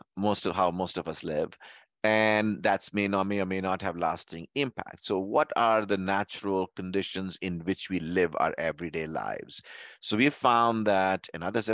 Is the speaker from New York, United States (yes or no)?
no; Louisville, Kentucky, United States; I'm from Louisville, Kentucky